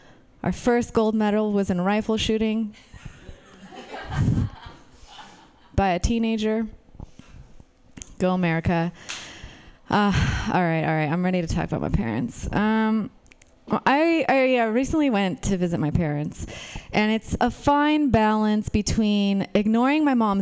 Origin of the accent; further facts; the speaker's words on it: Romania; moved away; I was born in Romania.